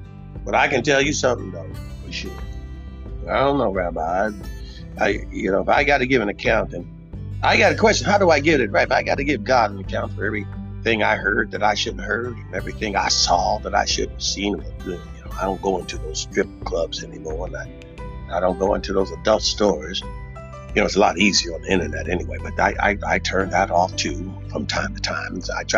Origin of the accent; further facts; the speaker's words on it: Texas, United States; Texas. We love revolution.